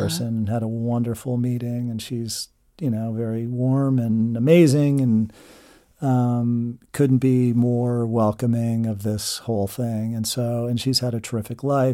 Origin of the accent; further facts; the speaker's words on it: Chester County, Pennsylvania, United States; I grew up in Chester County